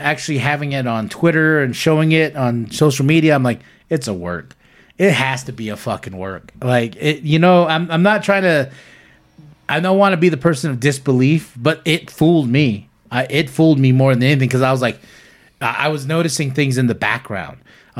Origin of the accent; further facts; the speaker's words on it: Canada; because I'm Canadian